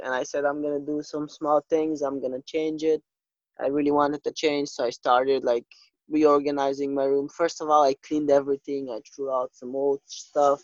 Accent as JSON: {"language": "English", "country": "North Macedonia", "tie": "born or raised there", "moved": "as an adult", "lives_now": "Portugal", "said": "Yeah, I'm from Macedonia. So in February this year, 2020, I came to Portugal on the 3rd of February. But before that, all my life, I've lived in Macedonia."}